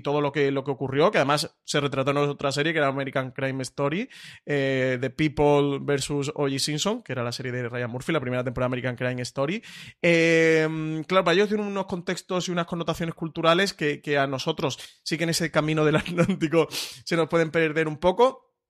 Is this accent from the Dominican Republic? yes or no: no; Spain; nosotros como público español